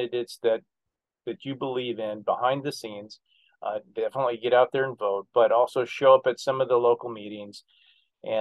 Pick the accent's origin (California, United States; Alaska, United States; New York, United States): Alaska, United States; born and raised in Alaska